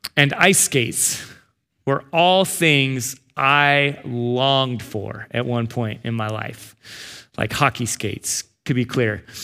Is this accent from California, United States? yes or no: yes; San Diego, California, United States; moved away; also born or lived in Arizona; I grew up in San Diego and then Arizona